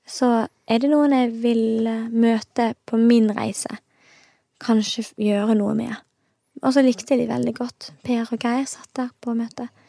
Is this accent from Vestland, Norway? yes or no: yes; Os, Vestland, Norway; born or raised there; also born or lived in Stavanger